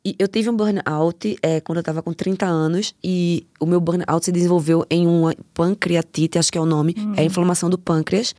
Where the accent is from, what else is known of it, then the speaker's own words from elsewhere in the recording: Recife, Pernambuco, Brazil; moved away as an adult; now in Germany; Eu nasci no Morro da Conceição, me criei lendo tiro